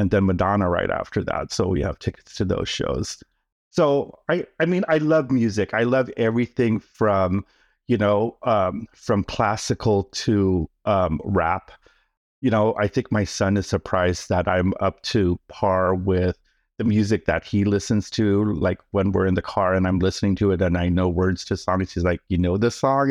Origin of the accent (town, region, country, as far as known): Oakland, California, United States; born or raised there; first language Tagalog; English is a second language; also born or lived in Manila, Philippines